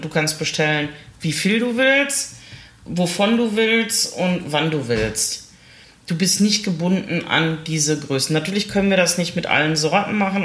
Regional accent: Essen, North Rhine-Westphalia, Germany; hier bei uns in Stele haben wir ja auch einen Einzelhandelsverband und viele kleine Läden und sowas

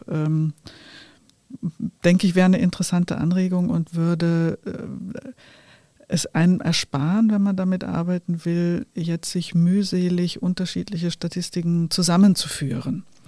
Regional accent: Germany; ich bin in einer Zeit in Deutschland groß geworden

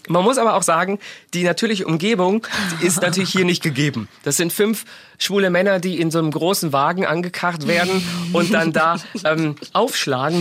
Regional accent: Germany; wir Deutschen

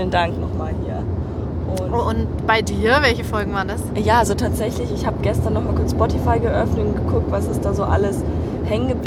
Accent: Bavaria, Germany; ihr hört uns gerade von unserer Heimfahrt von NRW in Frauke und meine Heimat Bayern.

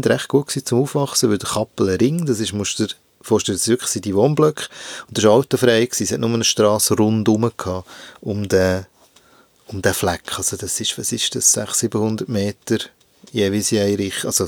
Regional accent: Hinterkappelen, Bern, Switzerland; Äh, ich glaube, es ist dem, was du Ghetto-Siedlung nennst. Also es hat ein paar Bauetappen dort in Hinterkappeln.

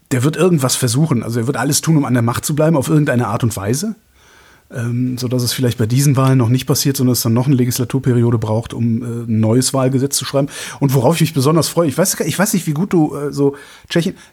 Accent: North Rhine-Westphalia, Germany; Ich bin halt in Westdeutschland groß geworden, in, also zwischen Köln und Aachen sozusagen.

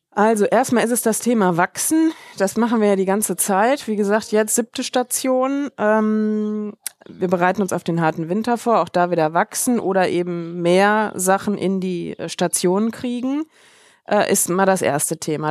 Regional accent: Germany; moved away; Wir sind halt Deutsche schon aus Deutschland

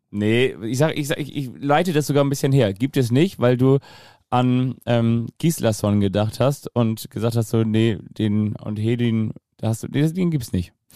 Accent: Kiel, Schleswig-Holstein, Germany; als Kieler

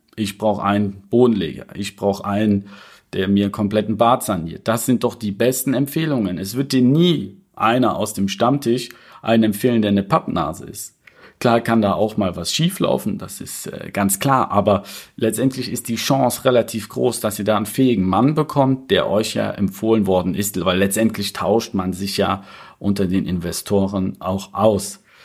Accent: Cologne, North Rhine-Westphalia, Germany; ich komme ja aus Köln

